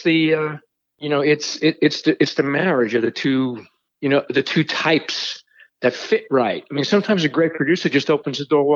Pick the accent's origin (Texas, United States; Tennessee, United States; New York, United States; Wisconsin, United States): New York, United States; New York City; I'm from Brooklyn